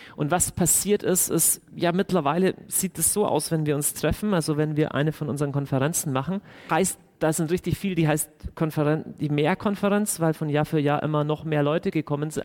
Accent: Deggendorf, Bavaria, Germany; moved away as an adult; now in Augsburg, Germany; bei uns zu Hause in Deckendorf

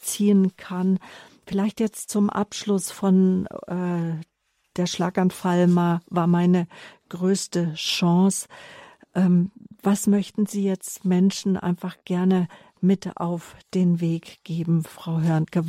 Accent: Herborn, Hesse, Germany; moved away; Ich bin in Herborn-Seelbach geboren

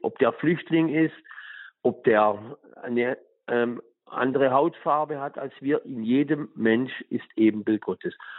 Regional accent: Tuttlingen, Baden-Württemberg, Germany; meiner Heimat in Tuttlingen

